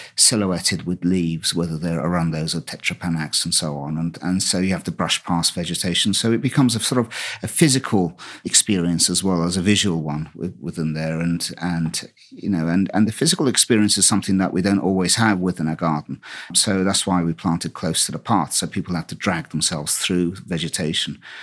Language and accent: English; Istanbul, Turkey; born or raised there; also born or lived in Brighton, United Kingdom; now in United Kingdom